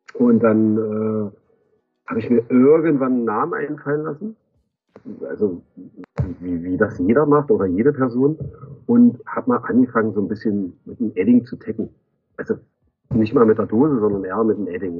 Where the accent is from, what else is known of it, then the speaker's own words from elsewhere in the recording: Magdeburg, Saxony-Anhalt, Germany; bin Magdeburger